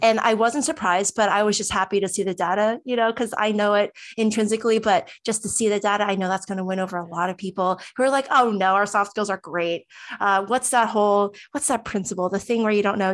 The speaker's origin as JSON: {"language": "English", "region": "New Jersey", "country": "United States", "said": "I'm from New Jersey"}